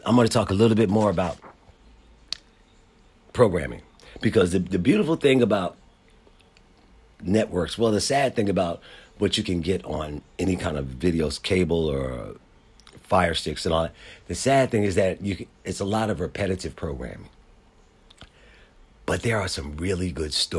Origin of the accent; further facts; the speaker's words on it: Philadelphia, Pennsylvania, United States; as a black man growing up in Philadelphia